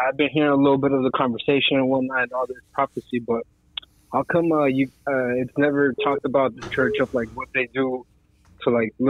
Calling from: California, United States; Calling from California.

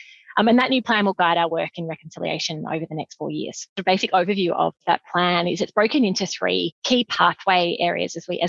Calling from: Melbourne, Victoria, Australia; I'm joining you from the beautiful lands of the Boonwurrung people, the Eastern Kulin Nations down here in Naarm

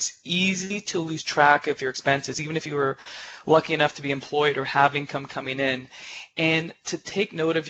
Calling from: Uppsala, Uppsala County, Sweden; also born or lived in Canada; I'm calling in from Uppsala, Sweden, where we are currently.

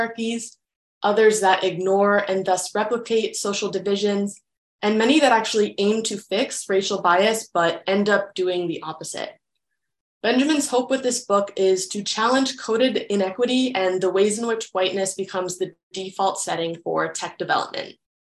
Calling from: Vancouver, British Columbia, Canada; My pronouns are she, hers, and I'm calling in from Vancouver in Canada.

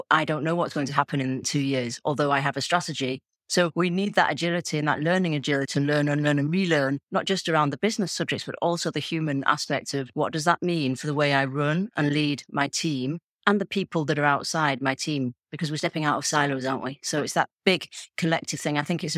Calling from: Toulouse, Occitania, France; I'm coming in from Toulouse, Southwest France.

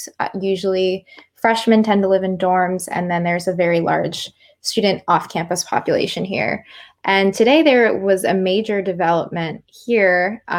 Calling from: Ann Arbor, Michigan, United States; Yeah, so I'm calling from Ann Arbor, University of Michigan.

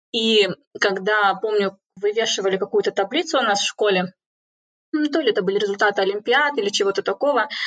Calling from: Cambridge, East of England, United Kingdom; я подключаюсь из Кембриджа, из одной из, наверное, а, столиц и конгломератов человеческих знаний.

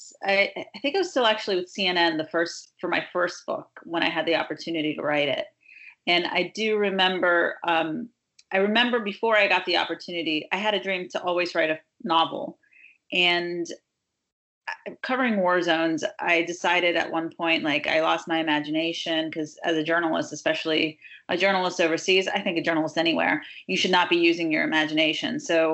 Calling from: Redondo Beach, California, United States; I am calling from Redondo Beach, California right now.

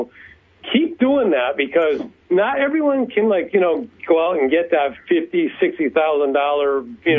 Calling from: Connecticut, United States; All right … for Loaded for Bass from Connecticut.

